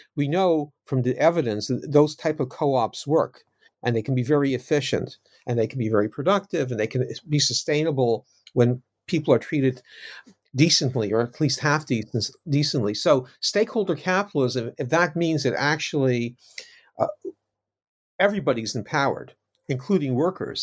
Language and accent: English; Canada; now in United Kingdom; I'm not American, I'm Canadian, now living in the U K